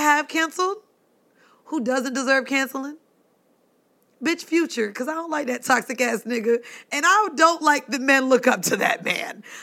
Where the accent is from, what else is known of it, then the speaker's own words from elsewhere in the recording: Florida, United States; growing up in Florida